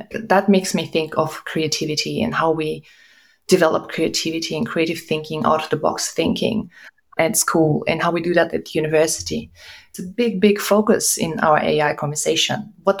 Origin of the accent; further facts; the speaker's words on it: Russia; also born or lived in Kazakhstan / Germany; I was born in Kazakhstan, I grew up in Russia and Germany